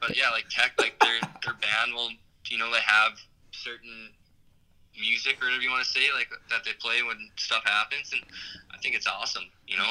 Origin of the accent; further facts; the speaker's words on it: Superior, Wisconsin, United States; I hardly say I'm from Superior.